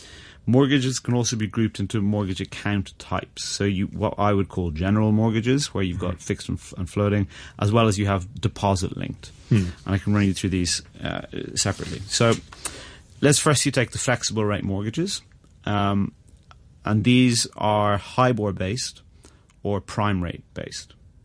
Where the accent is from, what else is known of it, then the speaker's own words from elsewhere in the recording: Northern Ireland, United Kingdom; now in Hong Kong; I came from Ireland in the UK, where the limitations on your first mortgage and the affordability was far better for the consumer.